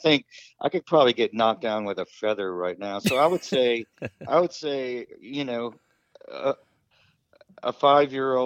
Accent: Baton Rouge, Louisiana, United States; also born or lived in New Orleans / Lake Charles; now in Hammond, United States; I was born in New Orleans and grew up in Baton Rouge and Lake Charles.

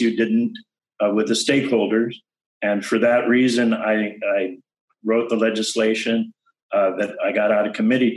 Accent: California, United States; also born or lived in Panama; growing up in California, starting in kindergarten here in California

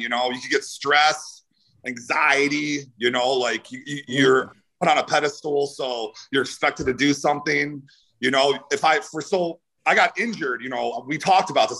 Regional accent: Cleveland, Ohio, United States; moved away as an adult; also born or lived in California; I'm from Cleveland, Ohio.

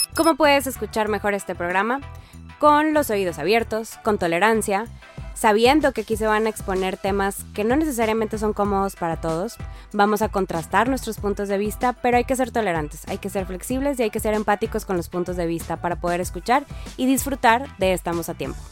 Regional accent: Monterrey, Nuevo León, Mexico; yo soy de Monterrey, Nuevo León

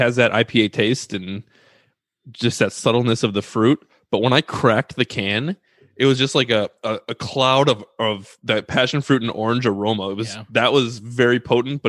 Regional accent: Illinois, United States; now in Wisconsin, United States; I'm from Illinois originally

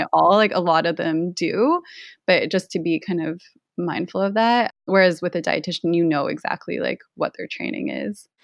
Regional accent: Canada; I grew up in Canada

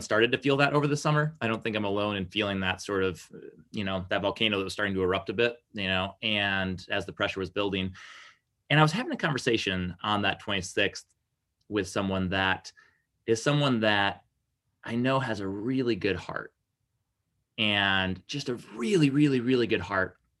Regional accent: Lansing, Michigan, United States; also born or lived in Okemos, Michigan; I was born and raised in the Greater Lansing area

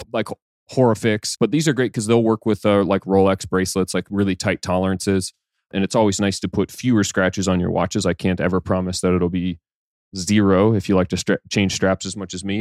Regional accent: Canada; I'm Canadian

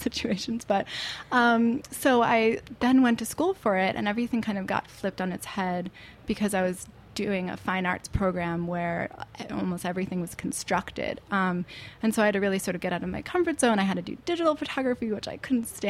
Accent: Hastings-on-Hudson, New York, United States; I grew up in Westchester in Hastings on Hudson

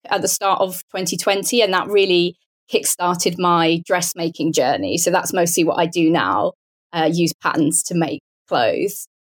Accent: Portsmouth, South East England, United Kingdom; also born or lived in Bath; as you can probably tell from my accent, I'm British. So I grew up near Portsmouth, which is on the south coast of the UK

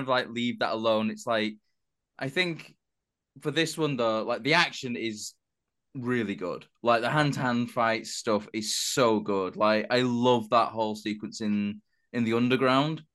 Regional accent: United Kingdom

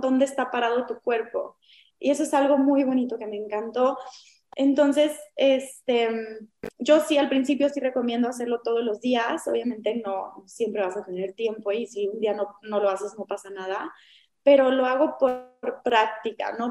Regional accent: Mexico; somos muy mexicanos

